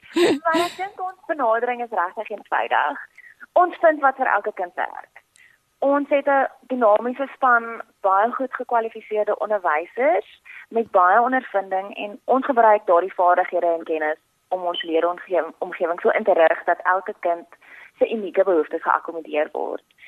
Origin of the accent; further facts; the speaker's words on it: Port Elizabeth, Eastern Cape, South Africa; moved away as an adult; also born or lived in Pretoria / Stellenbosch; ek het hierdie voorreg gehad om in Port Elizabeth groot te word